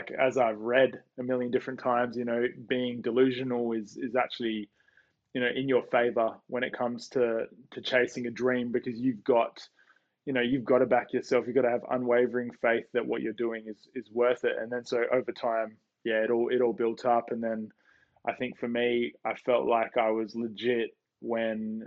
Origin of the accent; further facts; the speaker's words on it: Perth, Western Australia, Australia; moved away as an adult; also born or lived in Sydney; I moved away from Perth.